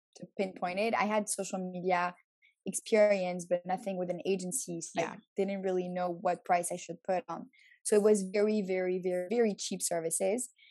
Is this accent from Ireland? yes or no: no; Montreal, Quebec, Canada; also born or lived in Paris, France / Tel Aviv, Israel / New York, United States; I was born in Paris, grew up in Montreal, and then I studied abroad for six years.